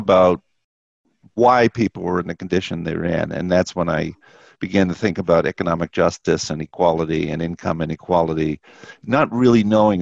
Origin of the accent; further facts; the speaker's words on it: Boston, Massachusetts, United States; I grew up in Boston in public housing